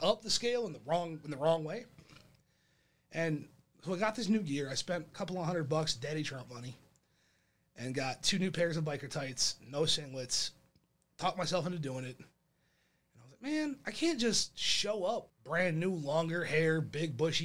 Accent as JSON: {"language": "English", "town": "Monroe", "country": "United States", "tie": "born or raised there", "said": "my hometown in Monroe"}